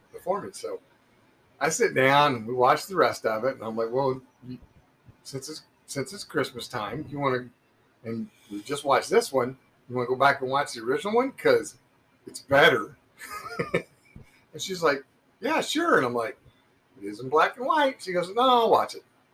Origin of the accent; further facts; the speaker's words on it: Muncie, Indiana, United States; growing up in Muncie, Indiana